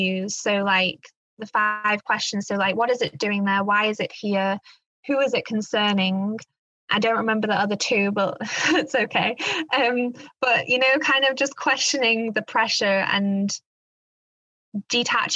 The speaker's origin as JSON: {"language": "English", "region": "England", "country": "United Kingdom", "tie": "born or raised there", "moved": "yes", "lives_now": "Black Forest, Germany", "said": "I was brought up in England, but my grandparents lived in the Black Forest, where I now live"}